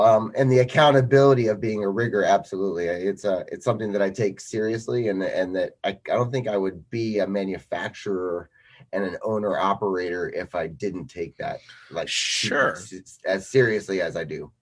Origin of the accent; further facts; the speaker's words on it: Colchester, Connecticut, United States; I'm 47 years old and I'm from Colchester, Connecticut.